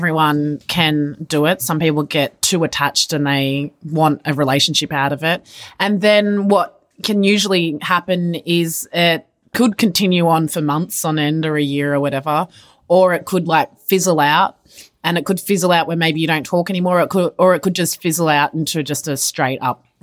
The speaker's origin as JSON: {"language": "English", "country": "Australia", "said": "I'm Aussie. this is a way of life."}